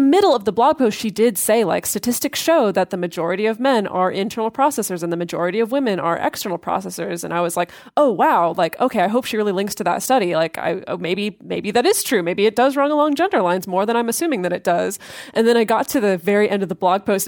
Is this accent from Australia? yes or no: no; United States; growing up in American culture